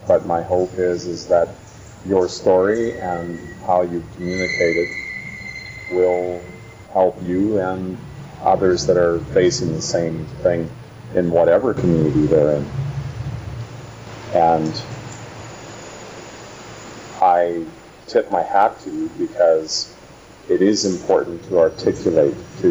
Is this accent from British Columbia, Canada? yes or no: yes; the Kootenays, British Columbia, Canada; I come from the Kootenays.